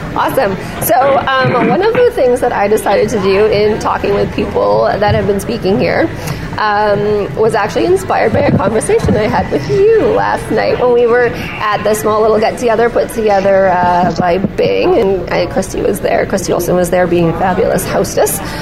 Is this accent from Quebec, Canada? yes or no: no; near Edmonton, Alberta, Canada; now in Victoria, Canada; I grew up just near Edmonton when I was a kid, and I live in Victoria now